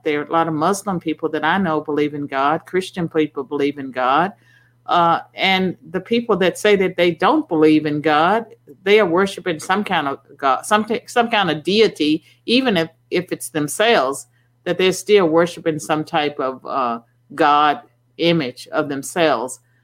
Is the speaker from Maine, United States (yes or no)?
no; Virginia, United States; when I was growing up in Virginia in the, in the 60s, we had Sunday blue laws